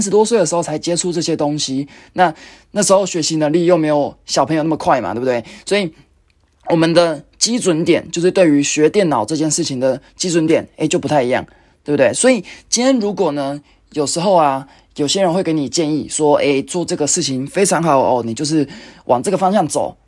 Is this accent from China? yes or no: no; Taichung, Taiwan; moved away; 我回去台中，因为我是台中人，那就是去看爸妈，看阿嬷